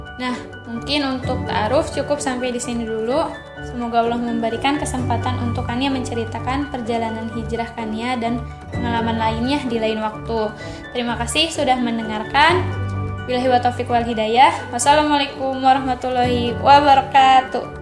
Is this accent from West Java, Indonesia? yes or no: yes; Bandung, West Java, Indonesia; also born or lived in Cicalengka, Majalaya; Lahir di Bandung, asli dari Sunda